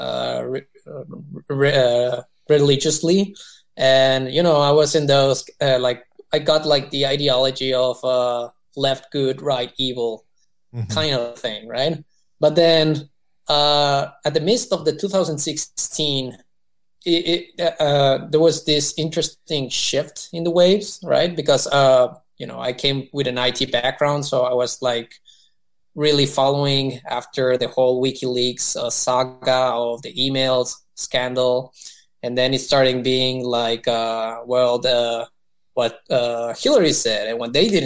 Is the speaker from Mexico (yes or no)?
yes; Mexico; moved away as an adult; now in United States; I was born and raised in Mexico for the most part